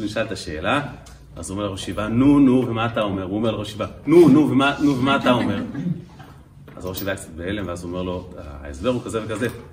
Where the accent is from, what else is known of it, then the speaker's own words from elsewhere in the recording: Kfar Chabad, Central District, Israel; בכפר חב"ד, שם גדלתי בילדותי